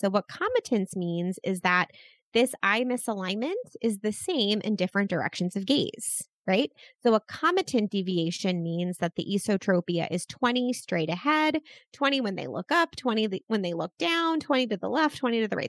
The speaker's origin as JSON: {"language": "English", "town": "Baltimore", "region": "Maryland", "country": "United States", "tie": "born or raised there", "said": "my hometown of, of Baltimore"}